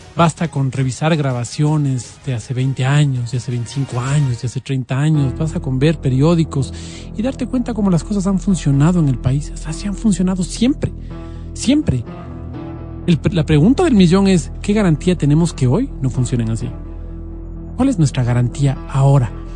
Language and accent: Spanish; Ecuador; como ecuatoriano